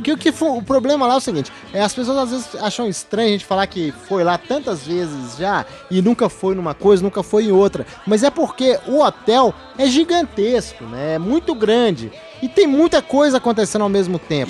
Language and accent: Portuguese; Brazil; como um brasileiro que não sabe falar inglês não, direito.